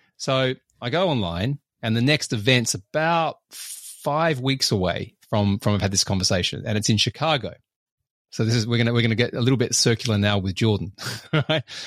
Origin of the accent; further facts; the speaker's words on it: Australia; I'm Australian